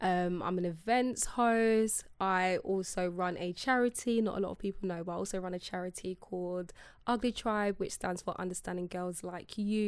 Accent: London, United Kingdom; I'm from South.

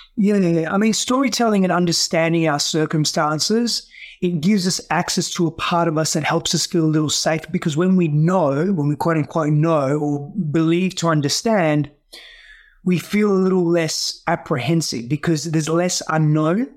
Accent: Australia; first language Greek; English is a second language; moved away as an adult; also born or lived in Greece; now in United States; I grew up in Australia, but the first few, few years of my life, I largely grew up in Greece

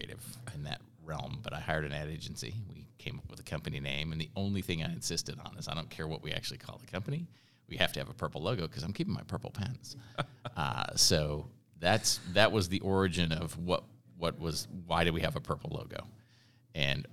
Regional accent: Upper Peninsula of Michigan, United States; moved away; also born or lived in Chicago; I grew up in a tiny little town in the Upper Peninsula of Michigan

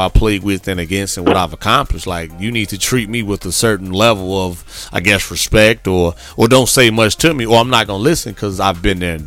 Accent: Midwest, United States; moved away as an adult; also born or lived in Corpus Christi, Texas; Growing up in the Midwest

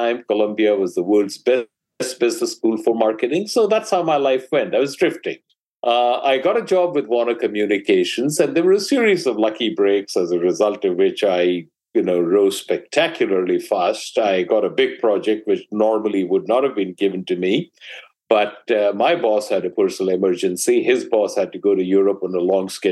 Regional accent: India; moved away as an adult; now in United States; I grew up in India

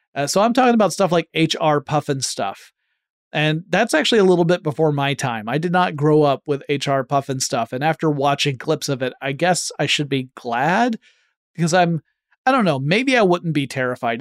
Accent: Atlanta, Georgia, United States; based in my hometown of Atlanta, Georgia

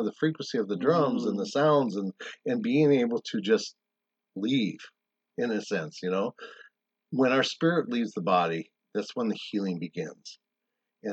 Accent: South Dakota, United States; moved away; also born or lived in Arizona; I grew up in South Dakota

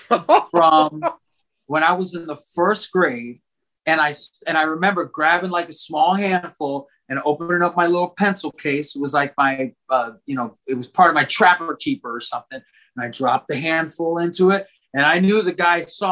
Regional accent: South Florida, United States; I grew up in South Florida

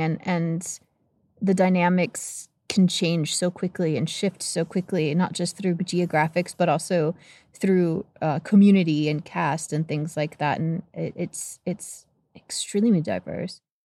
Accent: United States; growing up in the States

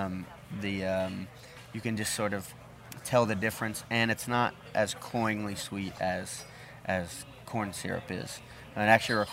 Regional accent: Louisiana, United States; the figs that we grew up with here in Louisiana

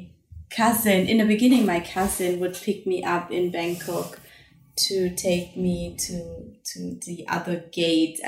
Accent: Germany; moved away as an adult; now in Indonesia; I grew up in Germany

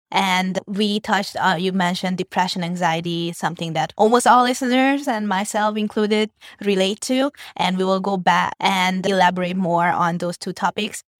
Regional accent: Hungary; now in Vietnam; My parents are Vietnamese, but I grew up and I was born in Hungary

